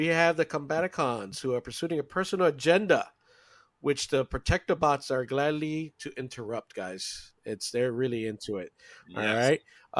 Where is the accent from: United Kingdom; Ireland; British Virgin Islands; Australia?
British Virgin Islands; I'm from the British Virgin Islands.